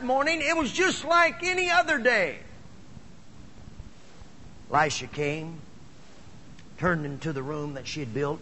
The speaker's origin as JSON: {"language": "English", "region": "Midwest", "country": "United States", "also_born_or_lived": "Phoenix, Arizona", "moved": "yes", "said": "I was actually from the Midwest"}